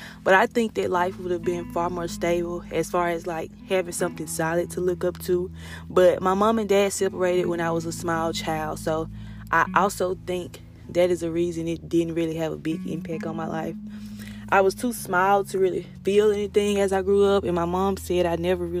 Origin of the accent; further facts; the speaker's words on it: Kent, Mississippi, United States; I was born and raised in Kent, Mississippi